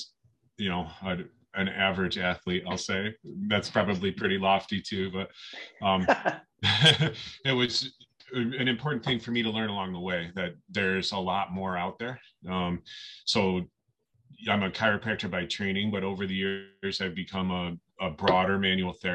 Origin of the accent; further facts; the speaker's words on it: Western New York, United States; I grew up in Western New York